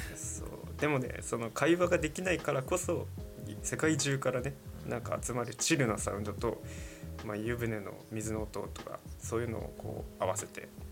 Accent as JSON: {"language": "Japanese", "region": "Yamagata", "country": "Japan", "tie": "born or raised there", "said": "僕たちの地元にも温泉めちゃくちゃ山形にもあるんですけど"}